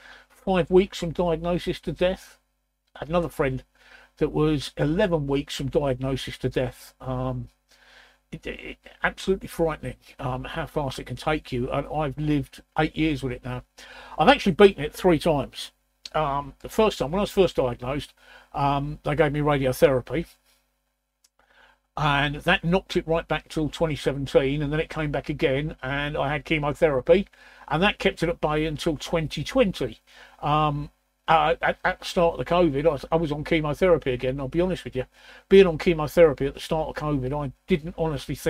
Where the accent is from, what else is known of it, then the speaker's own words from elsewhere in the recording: London, United Kingdom; I was born in the East End of London, so you in the East End of London, where I was born, you either support West Ham or Leighton Orient